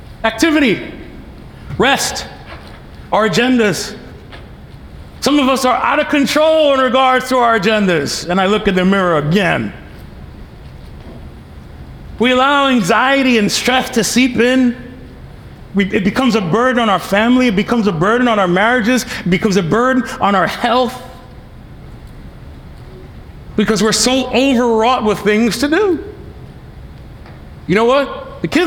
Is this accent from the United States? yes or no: yes; New York City, New York, United States; moved away as an adult; I come from New York City.